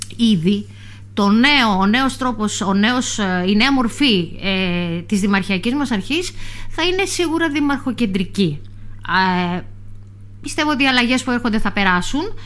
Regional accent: Myrina, North Aegean, Greece; είμαι κομμάτι της Μύρινας, επειδή είμαι στο ψηφοδέλτιο που αφορά την, ε, την πόλη μου

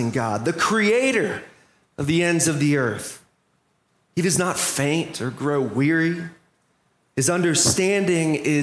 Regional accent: Orlando, Florida, United States; as an Orlando Magic fan, growing up in Orlando

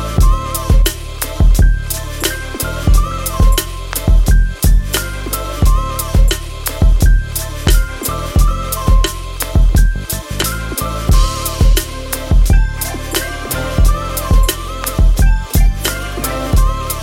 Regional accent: United Kingdom; I'm British

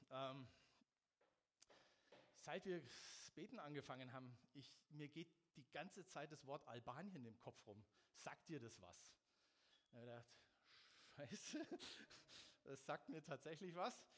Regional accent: Munich, Bavaria, Germany; Aber für mich war als Münchner Mannheim schon der absolute GAU.

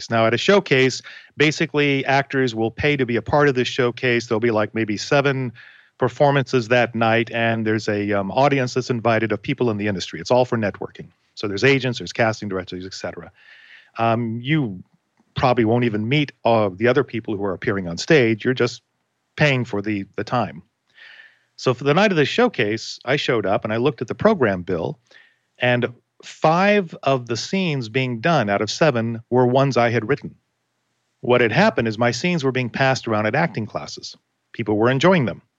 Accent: Florida, United States; Where are you from? From Florida. Oh my gosh, my relatives live in Florida.

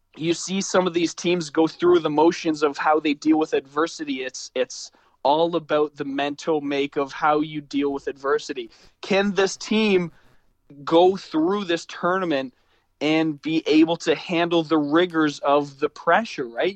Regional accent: Canada; we're Canadian

